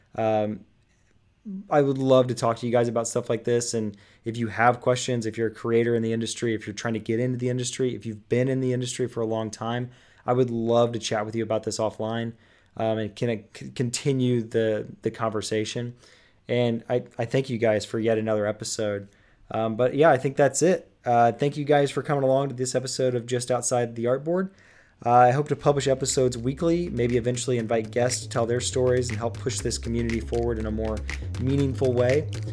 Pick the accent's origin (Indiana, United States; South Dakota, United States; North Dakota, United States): Indiana, United States; Indianapolis; here in Indianapolis, my hometown